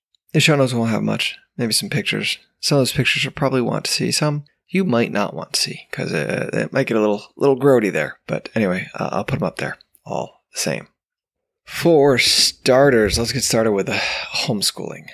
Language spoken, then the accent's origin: English; New York, United States; now in Georgia, United States; Growing up in New York